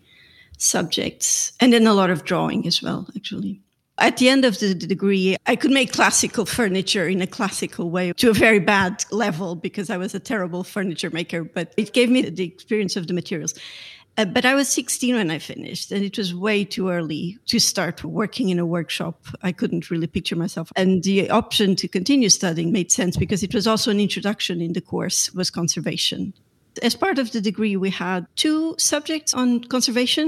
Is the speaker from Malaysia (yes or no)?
no; Lisbon, Portugal; I grew up in Lisbon. I'm Portuguese